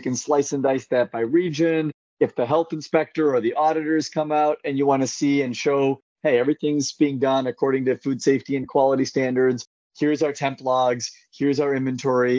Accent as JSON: {"language": "English", "region": "Central California", "country": "United States", "tie": "born or raised there", "lives_now": "San Francisco, United States", "said": "I grew up in Central California"}